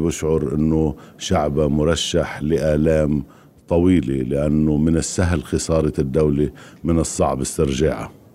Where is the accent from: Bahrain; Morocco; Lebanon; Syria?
Lebanon; أنا من لبنان